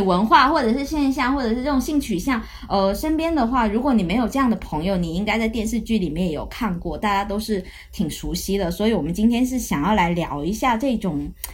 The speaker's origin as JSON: {"language": "Chinese", "region": "Guangdong", "country": "China", "said": "我是潮汕人嘛"}